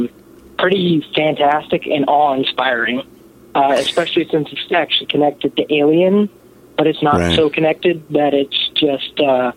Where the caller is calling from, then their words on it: Kansas City, Missouri, United States; I'm calling from the Kansas City area.